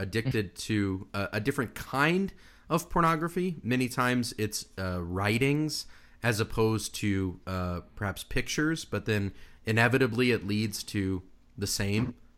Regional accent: Australia; I'm an Australian

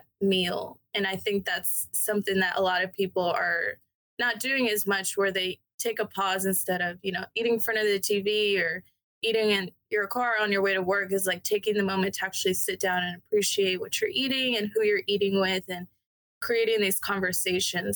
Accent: Decatur, Georgia, United States; also born or lived in Denver, Colorado / Canton, Georgia; I grew up here

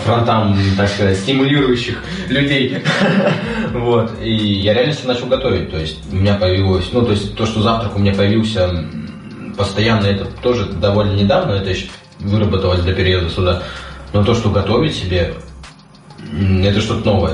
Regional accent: Kamchatka Krai, Russia; moved away; я с Камчатки, то есть а, это оттуда, где живут драконы

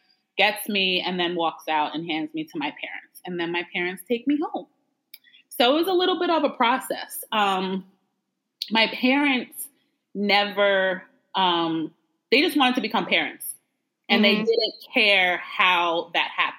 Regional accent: Long Island, New York, United States; also born or lived in Bronx, New York; now in Maryland, United States; I was born in the Bronx, and then I grew up on Long Island

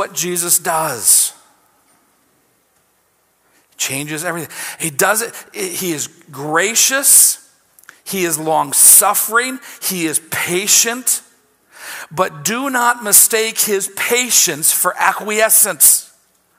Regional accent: United States; As American Christians

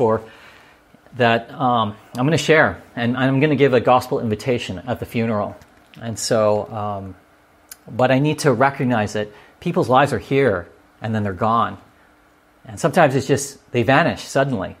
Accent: La Palma, California, United States; where I grew up in La Palma, California

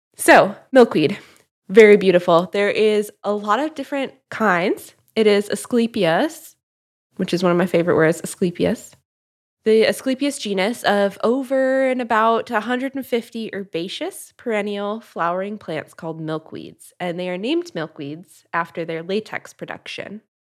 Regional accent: Midwest, United States; growing up in the Midwest, we had a lot of milkweeds

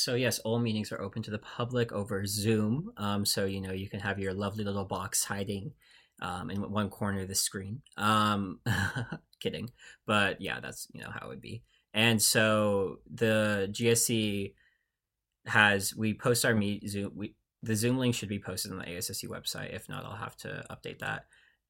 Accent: Seattle, Washington, United States; I'm from the Seattle area.

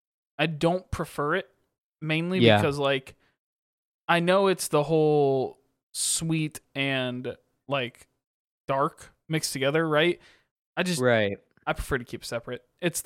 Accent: Michigan, United States; also born or lived in Connecticut; The problem is all of my parents are from Michigan. Yep. They all watch the Lions.

